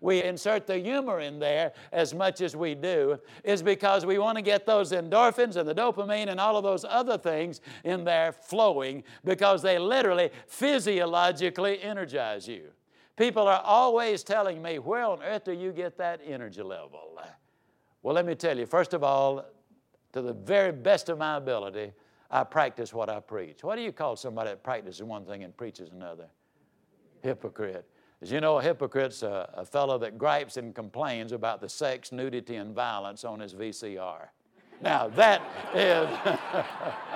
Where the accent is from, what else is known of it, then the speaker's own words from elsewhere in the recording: Yazoo City, Mississippi, United States; I was raised down in Yazoo City, Mississippi